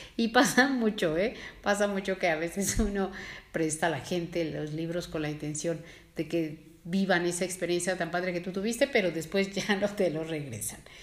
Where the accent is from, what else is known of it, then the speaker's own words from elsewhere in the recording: Mexico; nosotros como mexicanos